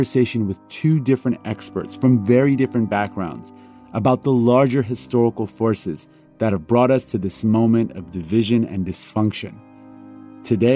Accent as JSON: {"language": "English", "country": "Iran", "tie": "born or raised there", "moved": "yes", "said": "I was born in Iran, a country with a terrible history of political upheaval"}